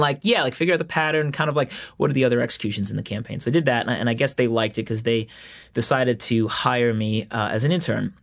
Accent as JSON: {"language": "English", "town": "Floral Park", "region": "New York", "country": "United States", "tie": "born or raised there", "said": "I kinda grew up, like, in an atypical Long Island town, though. It was Floral Park"}